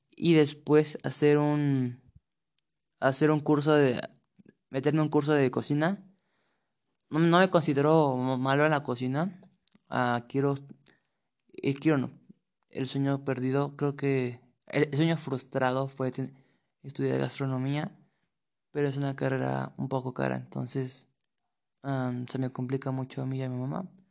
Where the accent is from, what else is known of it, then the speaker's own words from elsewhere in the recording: Mexico City, Mexico; Tengo 15 años y soy de la Ciudad de México.